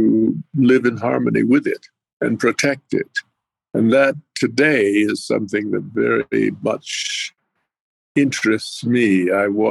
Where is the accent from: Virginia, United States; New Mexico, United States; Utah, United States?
New Mexico, United States; Pueblo of Jemez, north central; moved away; also born or lived in Navajo reservation / Apache reservations; for the longest period of time, I lived at the Pueblo of Jemez in north central New Mexico.